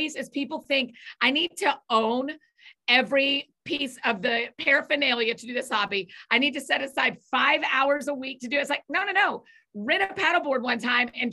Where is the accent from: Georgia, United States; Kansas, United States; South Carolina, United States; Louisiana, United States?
Georgia, United States; Atlanta; moved away as an adult; now in Nashville, United States; I grew up in Atlanta, but I have been in Nashville for about 14 years